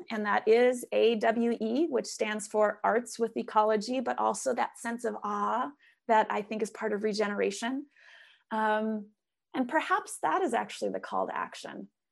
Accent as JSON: {"language": "English", "region": "Minnesota", "country": "United States", "tie": "born or raised there", "moved": "yes", "lives_now": "Oregon, United States", "said": "coming from Minnesota, growing up in Minnesota"}